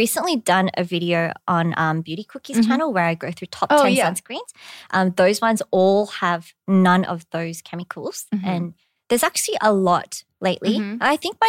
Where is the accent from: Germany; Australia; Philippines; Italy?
Australia; accent: Australian; now in Korea; I was way more Aussie when I first came to Korea as well. Like my accent was really yobbo. But now I'm like a little more Americanized. I roll my R's a bit.